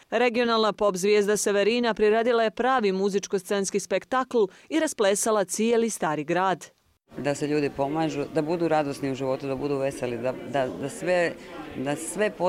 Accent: Podgorica, Montenegro; Dolazim iz Podgorice, odabrala sam Budvu jer je ovo kraljica turizma.

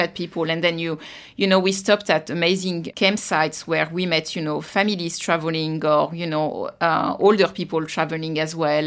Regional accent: Versailles, Île-de-France, France; moved away as an adult; also born or lived in Paris, France; now in Australia; I was born in, uh, Paris, France. And I grew up in Versailles

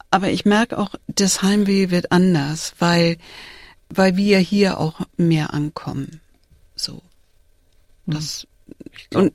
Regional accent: Hamburg, Germany; now in Richmond; da wo ich herkomme und da wo ich jetzt bin. Also Hamburg-Altona und Richmond hier.

